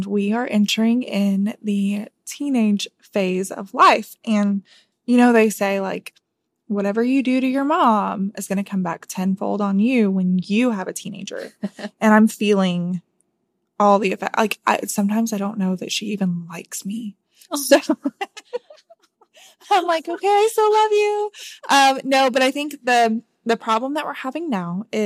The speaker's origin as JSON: {"language": "English", "region": "South Carolina", "country": "United States", "moved": "as an adult", "lives_now": "Nashville, United States", "said": "I'm originally from South Carolina"}